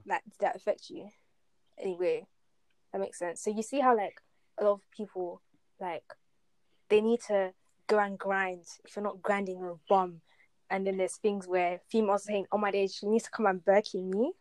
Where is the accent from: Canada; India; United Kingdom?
United Kingdom; Essex, East of England; I grew up in Essex, right, and school I went to was in Essex